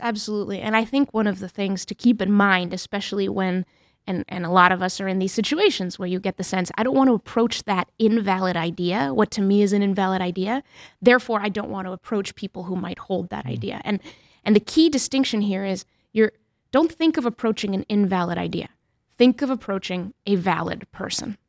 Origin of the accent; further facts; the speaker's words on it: New Hampshire, United States; also born or lived in Mexico; I grew up in New Hampshire for the most part, and we spoke Spanish as a family